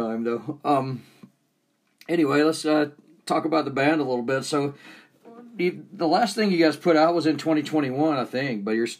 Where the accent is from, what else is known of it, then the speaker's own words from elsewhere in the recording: 30 minutes north of Atlanta, Georgia, United States; moved away as an adult; now in Utah, United States; Because I grew up in Georgia, so I was kind of grandfathered in.